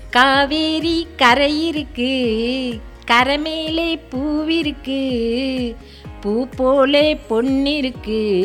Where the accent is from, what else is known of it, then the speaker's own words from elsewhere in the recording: Esaiyanur, Tamil Nadu, India; moved away; also born or lived in Thiruninravur; என்னோட ஊர் வந்து வடார்காடு மாவட்டத்தில் எசையனூர் தான் சார் என்னோட சொந்த ஊர்